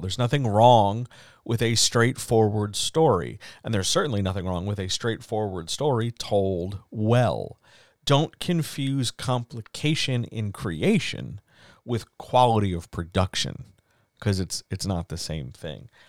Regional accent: East Coast, United States; Growing up on the East Coast

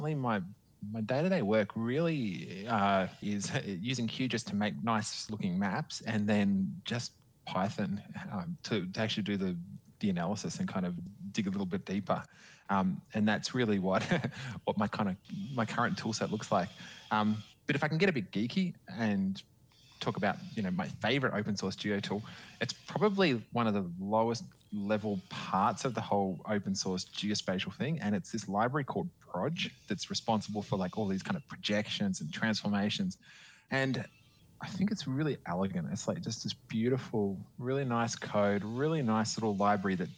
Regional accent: Queensland, Australia; I'm from Queensland, the kind of sunny part of Australia

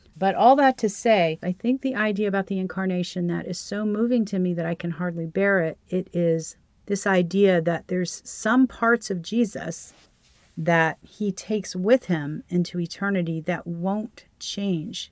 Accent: the South, United States; we're from the South

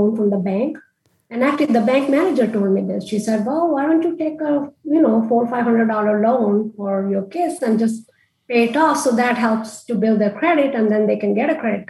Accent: India; moved away; I grew up in India and in India, I grew up in a time where we didn't have credit cards

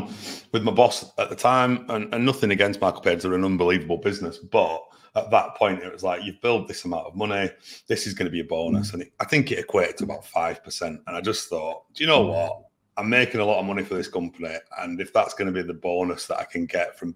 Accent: Burnley, North West England, United Kingdom; also born or lived in London; now in Manchester, United Kingdom; I'm from Burnley

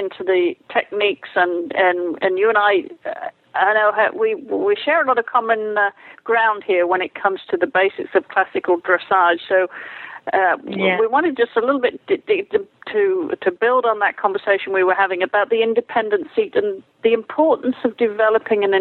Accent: England, United Kingdom; I grew up in England, I went through equitation school

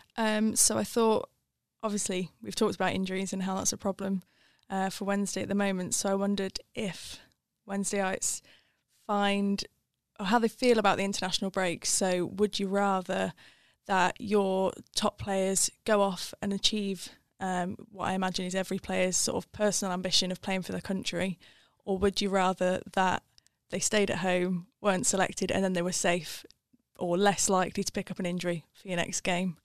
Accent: Wiltshire, South West England, United Kingdom; moved away as an adult; now in Sheffield, United Kingdom; I'm from Wiltshire originally.

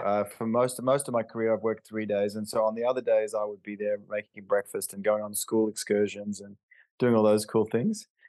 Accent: Alice Springs, Northern Territory, Australia; I grew up in Alice Springs, which is in the outback, like the real outback

